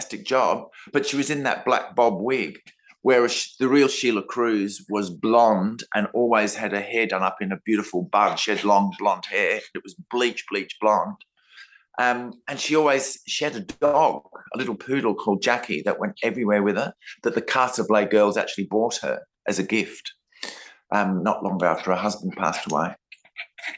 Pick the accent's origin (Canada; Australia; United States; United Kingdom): Australia; Adelaide, South Australia; I'm from Adelaide